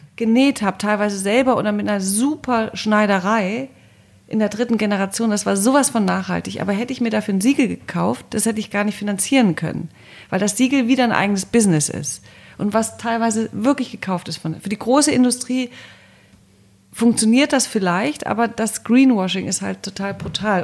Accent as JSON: {"language": "German", "town": "Cologne", "region": "North Rhine-Westphalia", "country": "Germany", "tie": "born or raised there", "also_born_or_lived": "Brussels / Paris", "moved": "as an adult", "lives_now": "Berlin, Germany", "said": "Köln als Kölnerin, ich bin ja Kölnerin"}